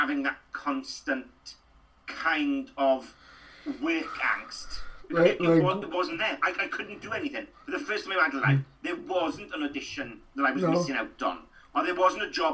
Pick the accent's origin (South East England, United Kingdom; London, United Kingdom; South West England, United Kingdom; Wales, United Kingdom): Wales, United Kingdom; Trap; accent: rural, up and down, Welsh-speaking background accent; I'm a Welsh speaker. I grew up, you know, and I grew up in Trap outside Ammanford, between Ammanford and Llandeilo